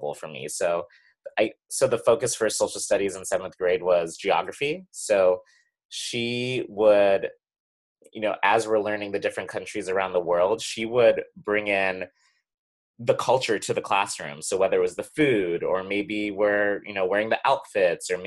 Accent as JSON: {"language": "English", "region": "New Hampshire", "country": "United States", "tie": "born or raised there"}